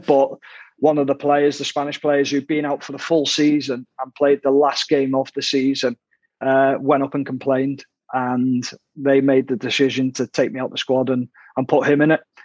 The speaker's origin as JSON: {"language": "English", "town": "Ormskirk", "region": "North West England", "country": "United Kingdom", "tie": "born or raised there", "said": "I'm from Ormskirk, which is actually Lancashire."}